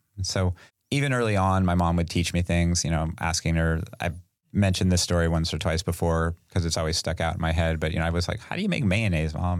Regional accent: Sacramento, California, United States; born or raised there

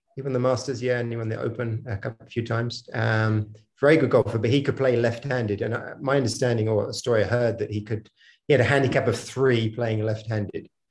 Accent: Hampshire, South East England, United Kingdom; moved away; also born or lived in Mysore; I'm from Hampshire originally

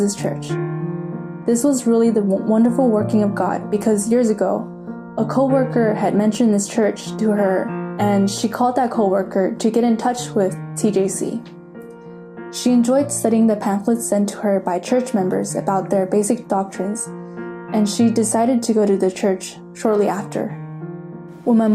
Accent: San Francisco, California, United States; now in Davis, United States; I was born and raised in San Francisco, but 3 years ago I moved to Davis for college

